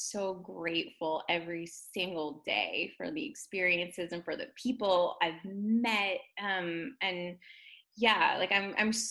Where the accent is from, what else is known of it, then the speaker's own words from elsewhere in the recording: New Jersey, United States; moved away as an adult; also born or lived in Manhattan, New York; now in Los Angeles, United States; I was born and raised in New Jersey